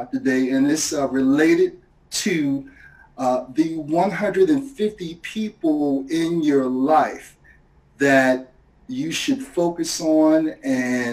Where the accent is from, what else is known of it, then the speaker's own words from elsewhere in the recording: Portsmouth, Virginia, United States; moved away as an adult; also born or lived in Miami / Philadelphia / Bowie, Maryland; I grew up in Portsmouth, Virginia, down in southeastern Virginia